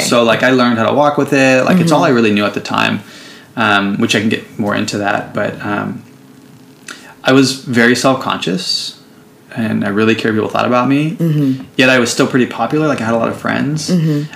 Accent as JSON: {"language": "English", "town": "San Jose", "region": "California", "country": "United States", "moved": "as an adult", "lives_now": "Oakland, United States", "said": "I'm um, from the Bay Area. I'm from San Jose, actually. Currently live in Oakland"}